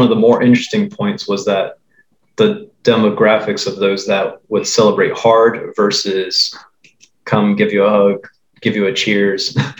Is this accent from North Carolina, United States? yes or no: yes; North Carolina, United States; back when we were growing up in North Carolina at this time.